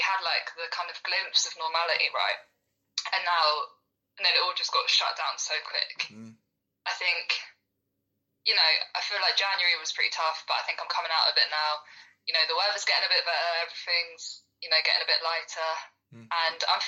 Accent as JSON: {"language": "English", "town": "Norwich", "region": "East of England", "country": "United Kingdom", "moved": "as an adult", "lives_now": "Bristol, United Kingdom", "said": "I'm from Norwich, which is quite a small city, literally the other side to Bristol, which is where I'm living now."}